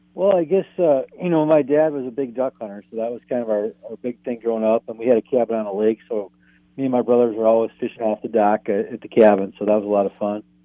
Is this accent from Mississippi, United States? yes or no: no; Oshkosh, Wisconsin, United States; now in Two Harbors, United States; I'm actually from Wisconsin originally. I'm a transplant up here